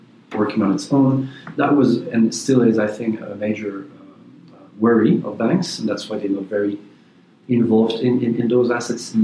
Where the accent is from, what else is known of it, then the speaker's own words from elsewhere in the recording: Belgium; I'm a Belgian citizen